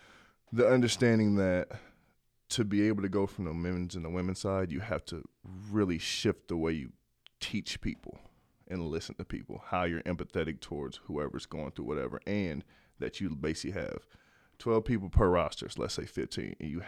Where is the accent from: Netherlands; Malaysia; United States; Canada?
United States; Omaha, Nebraska; also born or lived in Loveland, Colorado; I mean, I'm from Omaha.